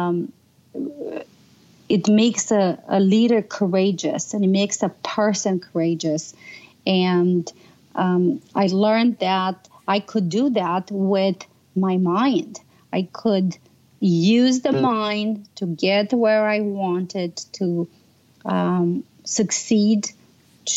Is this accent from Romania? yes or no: yes; Romania; moved away; I grew up in Romania